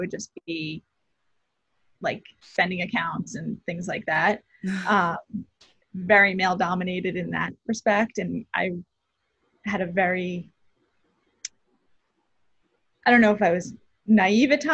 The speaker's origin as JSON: {"language": "English", "region": "New Jersey", "country": "United States", "tie": "born or raised there", "also_born_or_lived": "Maryland", "moved": "as an adult", "lives_now": "New York City, United States", "said": "I grew up in New Jersey, about half hour, 45 minutes from the city"}